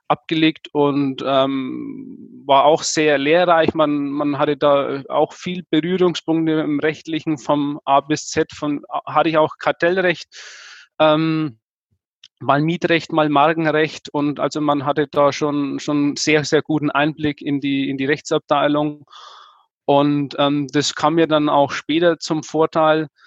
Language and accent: German; Nuremberg, Bavaria, Germany; Ich war jetzt, bin jetzt eher heimatverbunden. Wie gesagt, deswegen, ich komme aus Nürnberg. Ähm, Hof sind 150 Kilometer entfernt.